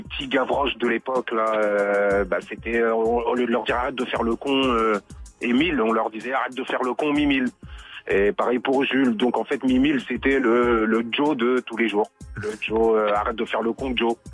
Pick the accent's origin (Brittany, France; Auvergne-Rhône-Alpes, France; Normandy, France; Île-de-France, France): Île-de-France, France; Rosny-sous-Bois; C'est les grands du quartier où j'ai grandi donc à Rony-sous-Bois, près de Montreuil.